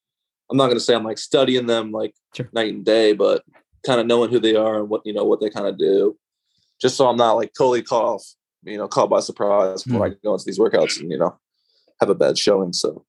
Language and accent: English; Maryland, United States; also born or lived in Akron, Ohio; So I was born in Akron. Oh, gotcha. Okay. And I lived there for about 6 years. So, but I basically grew up in Maryland. So like all my memories and stuff are from Maryland.